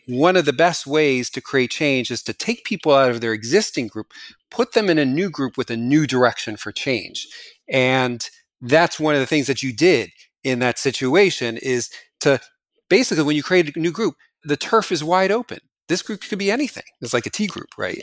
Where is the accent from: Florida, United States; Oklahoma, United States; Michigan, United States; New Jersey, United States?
New Jersey, United States; moved away; when I go back to New Jersey, my hometown